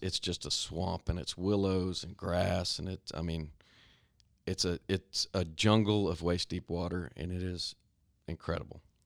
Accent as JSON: {"language": "English", "town": "Stephenville", "region": "Texas", "country": "United States", "tie": "born or raised there", "said": "I grew up in Stephenville, Texas. Still live there"}